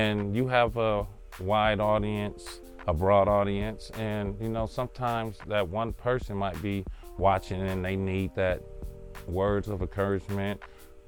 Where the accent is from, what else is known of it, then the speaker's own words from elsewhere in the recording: Los Angeles, California, United States; I grew up in Englewood on the west side, in the bottom, 104th Street in Crenshaw